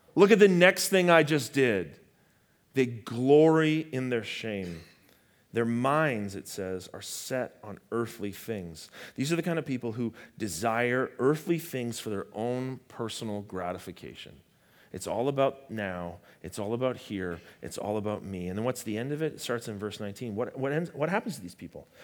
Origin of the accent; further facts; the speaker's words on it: Canada; I'm Canadian